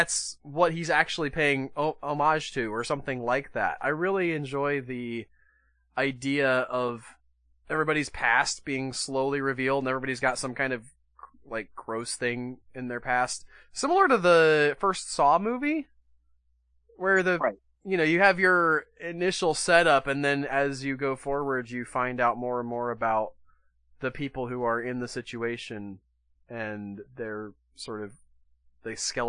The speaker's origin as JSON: {"language": "English", "region": "Wisconsin", "country": "United States", "said": "I'm from Wisconsin."}